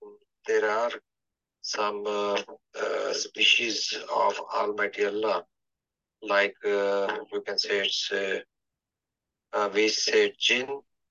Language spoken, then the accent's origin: English; Islamabad, Islamabad Capital Territory, Pakistan; Oh, I'm from Islamabad, Pakistan.